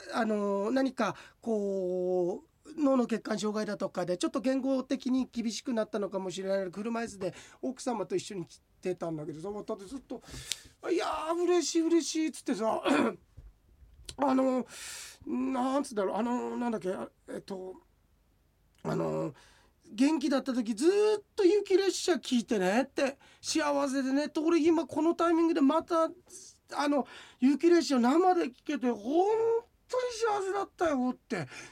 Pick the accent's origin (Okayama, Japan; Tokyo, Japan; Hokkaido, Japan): Hokkaido, Japan; Ashibetsu; 足別自分のふるさと